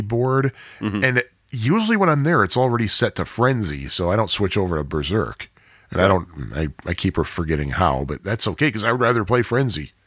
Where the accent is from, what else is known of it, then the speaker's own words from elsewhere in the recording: United States; We're American